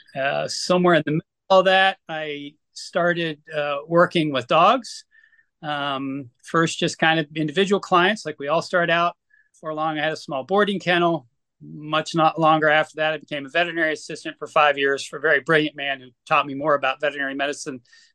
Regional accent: Fort Walton Beach, Florida, United States; moved away; also born or lived in Oklahoma City, Oklahoma / Biloxi, Mississippi / Germany / South Carolina; I grew up in Fort Walton Beach

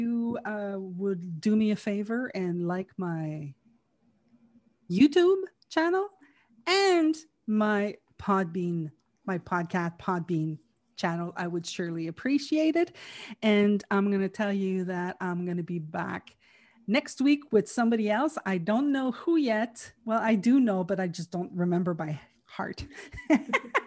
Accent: Canada; I was from Canada

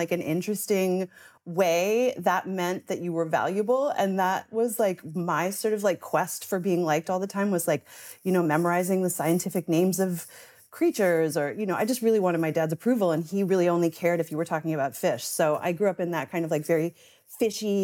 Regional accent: St. John's, Newfoundland and Labrador, Canada; moved away; I grew up in St. John's, which is the quote unquote big city

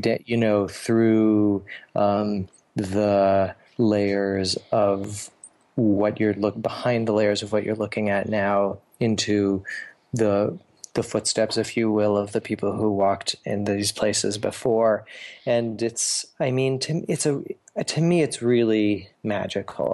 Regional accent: Canada; also born or lived in New York City, United States / Portland, United States / Buenos Aires, Argentina; now in Ithaca, United States; I grew up in Canada

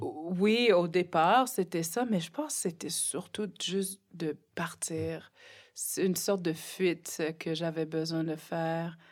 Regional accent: Nunavik, Quebec, Canada; French is a second language; dans mon petit village à saint il y avait loin de 800 personnes

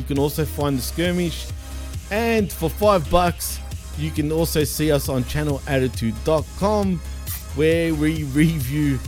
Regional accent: Australia; accent: Aussie; I don't even have an exaggerated Aussie accent

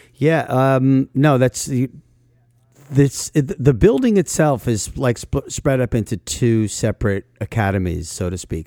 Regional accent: New York City area, New Jersey, United States; I grew up in the New York City area

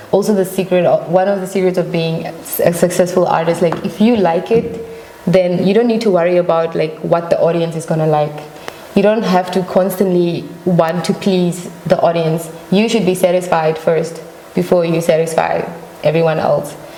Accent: Namibia; moved away as an adult; I was born and raised in Namibia

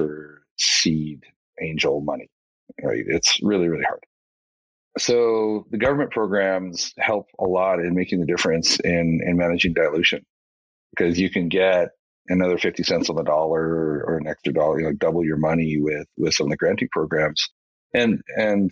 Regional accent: just outside of Edmonton, Alberta, Canada; now in Calgary, Canada; I grew up just outside of Edmonton

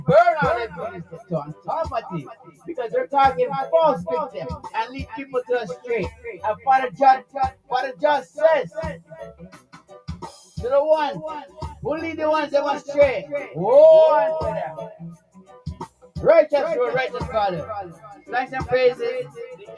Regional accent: Toronto, Ontario, Canada; in Canada, I'm from Canada, Toronto

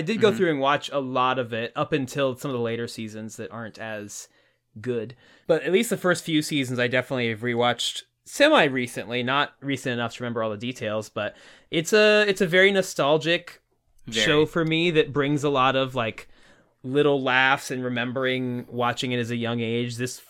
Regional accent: Indiana, United States; our hometown is probably about the size of Point Place, especially when we were younger growing up there.

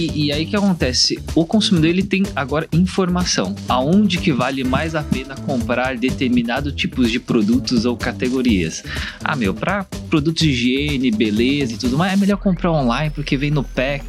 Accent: Brazil; also born or lived in South Korea; eu sou, na verdade, sul-coreano, nasci na Coreia, mas cresci aqui no Brasil

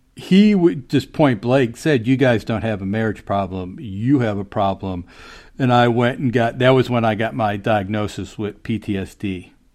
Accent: Chicago, Illinois, United States; now in Maryland, United States; I grew up in Chicago

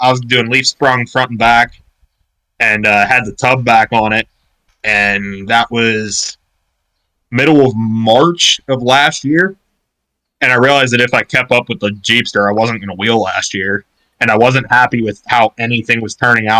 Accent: Pittsburgh, Pennsylvania, United States; I'm from Pittsburgh, PA area, 20 years old.

